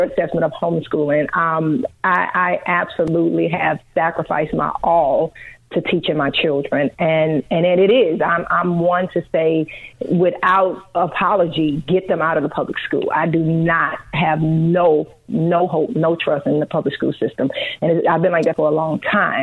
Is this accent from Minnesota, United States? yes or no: no; Louisiana, United States; moved away as an adult; now in Chicago, United States; We're originally from Louisiana. We've been in Chicago for 12 years